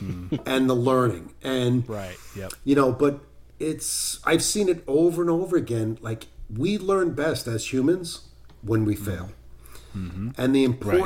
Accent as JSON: {"language": "English", "region": "Arizona", "country": "United States", "tie": "born or raised there", "also_born_or_lived": "New York City", "moved": "yes", "lives_now": "East Durham, United States", "said": "I grew up out in Arizona"}